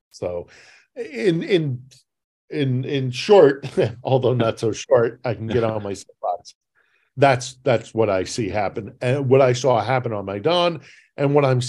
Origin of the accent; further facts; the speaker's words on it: United States; now in Kyiv, Ukraine; I'm an American by birth, I'm a British citizen as well